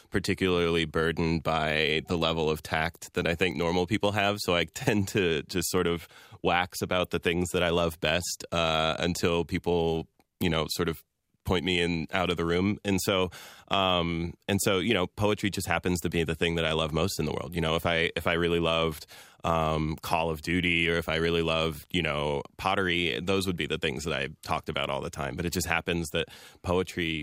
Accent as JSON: {"language": "English", "region": "American Midwest", "country": "United States", "tie": "born or raised there", "also_born_or_lived": "Iran", "said": "I was born in Iran and am a Muslim American man who spent most of my life living in the American Midwest"}